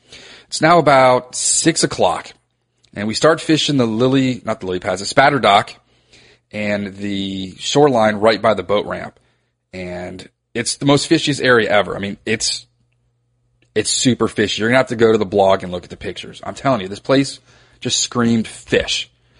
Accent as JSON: {"language": "English", "town": "Reston", "region": "Virginia", "country": "United States", "tie": "born or raised there", "said": "I grew up in Reston on Lake Audubon."}